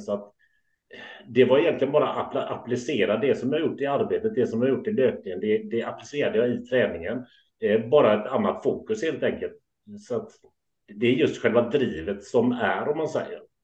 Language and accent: Swedish; Gothenburg, Västra Götaland, Sweden; also born or lived in Kullavik; född och uppvuxen i Göteborg